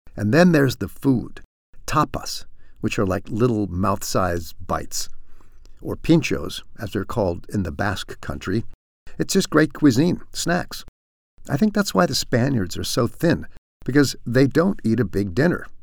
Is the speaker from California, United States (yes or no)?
yes; San Francisco, California, United States; now in European Union; I'm from San Francisco